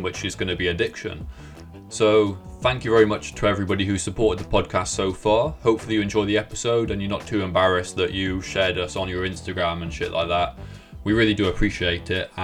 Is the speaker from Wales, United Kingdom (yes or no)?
yes; Cardiff, Wales, United Kingdom; we're both 24 years old, we're from Cardiff, South Wales